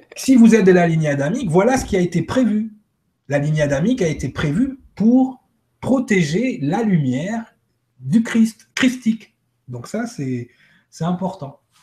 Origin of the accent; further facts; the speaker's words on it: Martinique; chez nous, à Martinique